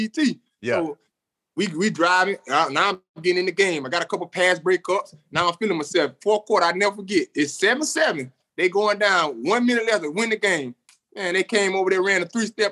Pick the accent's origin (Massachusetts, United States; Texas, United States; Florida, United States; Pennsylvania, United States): Florida, United States; Bradenton; also born or lived in Orlando, Florida; I'm from Bradenton, Florida.